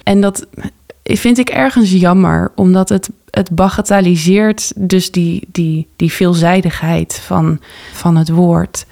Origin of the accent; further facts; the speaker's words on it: Texel, North Holland, Netherlands; also born or lived in Amsterdam; En ik ben geboren in Amsterdam. Tot mijn achtste gewoond in West, in eh, de Bijlmer. En daarna ben ik met mijn ouders vertrokken naar Texel.